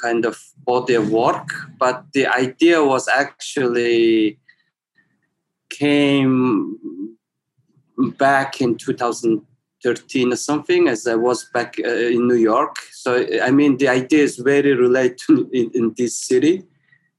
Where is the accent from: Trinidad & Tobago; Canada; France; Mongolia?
Mongolia; Ulaanbaatar; I was born in Ulaanbaatar city, and then I also grew up there